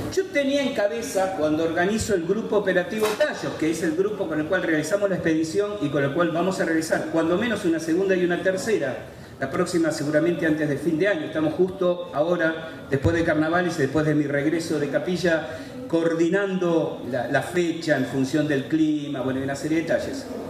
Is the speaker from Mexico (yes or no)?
no; Argentina; Somos argentinos